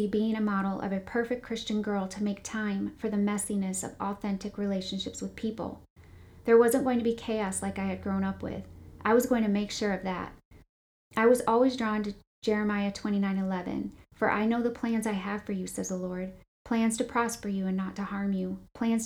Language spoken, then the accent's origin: English; Grand Rapids, Michigan, United States; I was born in Grand Rapids, Michigan to two loving parents